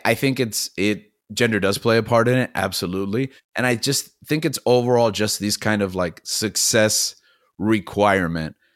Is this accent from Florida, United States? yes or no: yes; Miami, Florida, United States; also born or lived in New York City; we moved here where I'm from, Miami, Florida, and I grew up most of that adolescent youth